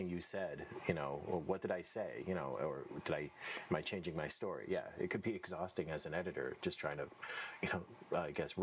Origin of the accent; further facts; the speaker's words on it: New England, United States; growing up in New England